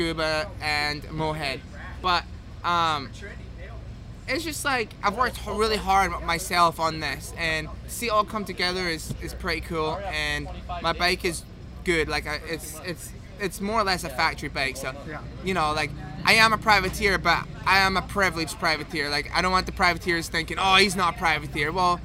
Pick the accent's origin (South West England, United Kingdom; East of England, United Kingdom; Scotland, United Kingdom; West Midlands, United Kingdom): Scotland, United Kingdom; as Scottish people, we've got thick skin